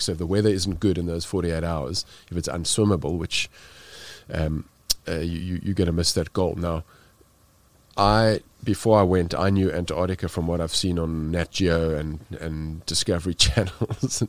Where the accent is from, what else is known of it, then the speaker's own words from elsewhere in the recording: South Africa; being South African